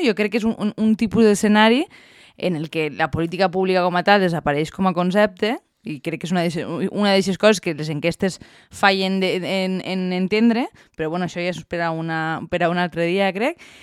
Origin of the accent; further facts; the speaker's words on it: Valencian Community, Spain; com a bons valencians